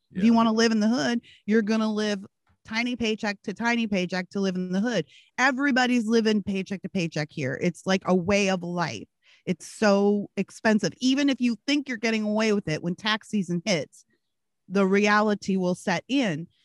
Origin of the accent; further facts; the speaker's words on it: Canada; also born or lived in Washington, D.C., United States / Gary, Indiana, United States; now in California, United States; i grew up in rural canada i split my time between rural canada and, and the inner city of washington d.c where my dad lived